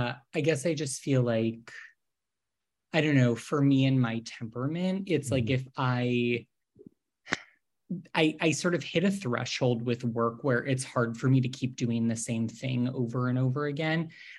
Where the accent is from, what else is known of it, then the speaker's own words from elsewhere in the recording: Northeast, United States; I grew up in the Northeast. So, you know, went on school trips to like Plymouth, Massachusetts to go see like the Plymouth Wax Museum